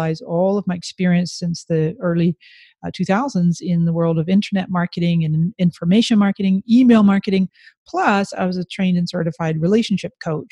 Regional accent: Canada; moved away as an adult; now in San Diego, United States; I was born in Canada with Scottish parents

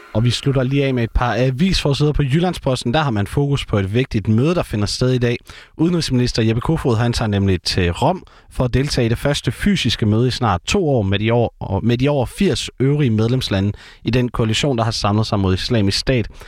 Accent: Herning, Central Denmark Region, Denmark; Herning er jo øh, den det eneste sted i landet, hvor der skulle være motorvej hele vejen rundt om byen, hvor jeg kommer fra.

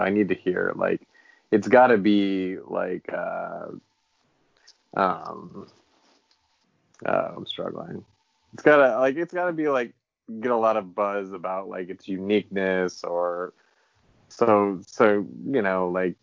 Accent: Iowa, United States; born or raised there

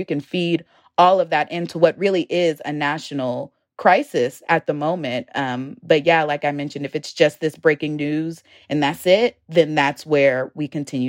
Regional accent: Richmond, Virginia, United States; You know, I'm from Richmond, and I would see stories about gun violence in the city happening.

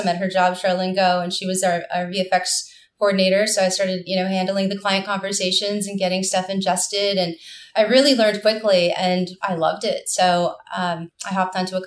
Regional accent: Los Angeles, California, United States; I grew up in Los Angeles.

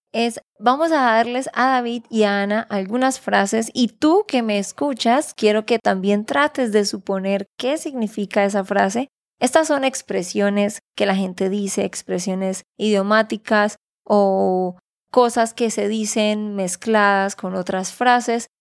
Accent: Santander, Colombia; de Santander, Colombia.

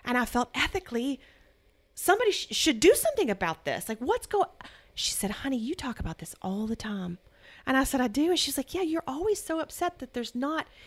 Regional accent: United States; I'm American.

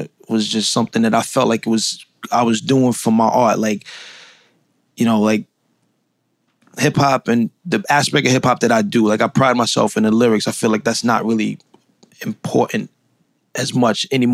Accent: New York City, New York, United States; I'm from Brownsville, Brooklyn.

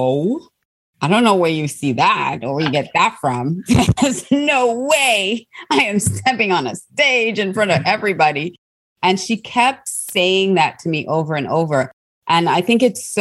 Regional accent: Australia; also born or lived in Trinidad; I was born in Trinidad and I grew up in Australia

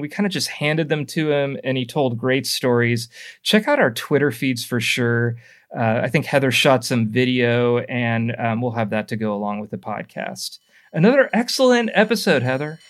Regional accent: Burlingame, California, United States; I'm from Burlingame, San Mateo area.

